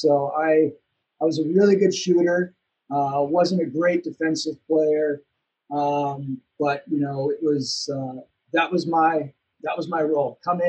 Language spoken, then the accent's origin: English; Lakeville, Minnesota, United States; also born or lived in New York City; I was just a typical sports kid growing up in Minnesota. I grew up in a small town called Lakeville, about 20 minutes south of Minneapolis